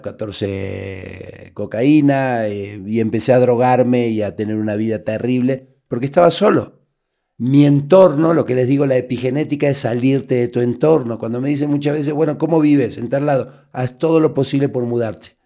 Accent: Buenos Aires, Argentina; moved away as an adult; also born or lived in Uruguay; now in Mexico; nací en Uruguay, a los 30 días me llevaron a Buenos Aires, vivíamos en un barrio muy bravo, que es el barrio de La Boca

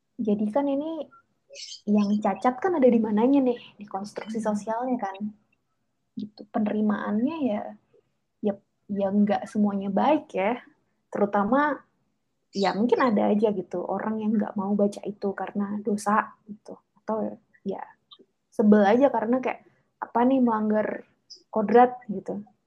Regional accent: Java, Indonesia; pengalaman saya ya pengalaman sebagai anak yang dibesarkan di lingkungan keluarga Jawa gitu dengan nilai-nilai Jawa

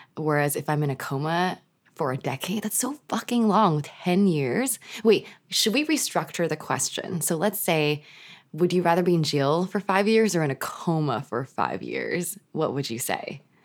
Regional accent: Canada; We're Canadian

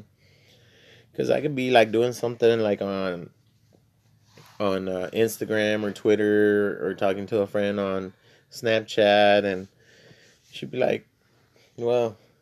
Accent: South Texas border town, United States; I was born and raised in the border town, still in South Texas. I was born in Texas, and, but I'm bilingual

